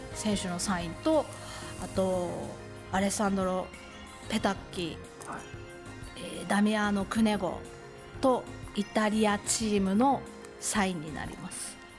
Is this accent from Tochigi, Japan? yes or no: yes; Mibu-machi, Tochigi, Japan; now in Utsunomiya, Japan; 私、出身は三部町です